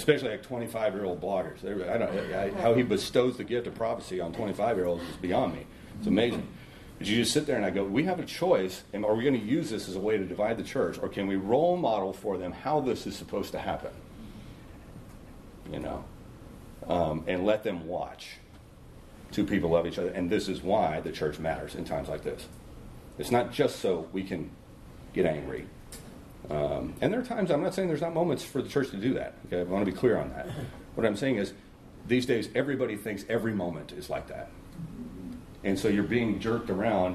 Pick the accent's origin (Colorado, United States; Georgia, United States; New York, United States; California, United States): California, United States; Long Beach; I grew up in Long Beach, California.